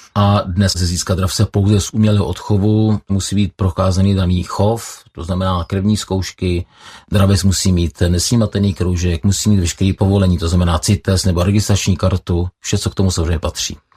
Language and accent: Czech; Kladno, Central Bohemian Region, Czechia; Já jsem vyrůstal na Kladně se svými kamarády Petrem Caltou a Mírou Wernerem.